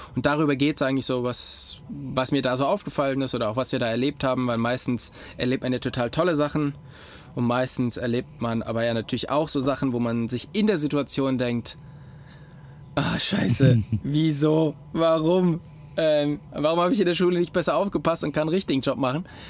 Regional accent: Gummersbach, North Rhine-Westphalia, Germany; also born or lived in Oberfranken; now in Upper Franconia, Germany; ich komme nicht direkt aus Köln, sondern ich komme aus Gummersbach, das ist im Oberbergischen

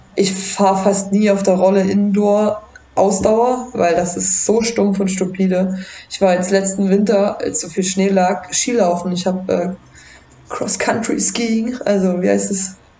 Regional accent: Germany; bei uns in Deutschland

